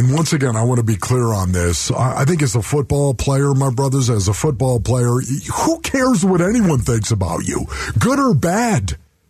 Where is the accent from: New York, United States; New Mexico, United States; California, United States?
New York, United States; Buffalo; moved away; I'm from Buffalo, New York